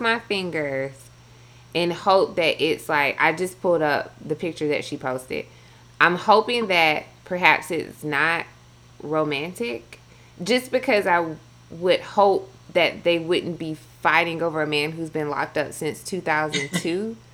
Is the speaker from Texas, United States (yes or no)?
no; Milledgeville, Georgia, United States; accent: Southern twang; moved away; I'm from Georgia. I'm from the South